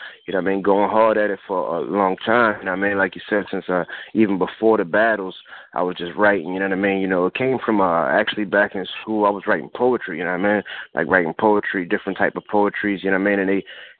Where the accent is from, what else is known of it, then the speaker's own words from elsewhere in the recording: Philadelphia, Pennsylvania, United States; also born or lived in New Jersey; I'm from Philly, you know what I mean? I'm from Southwest Philly.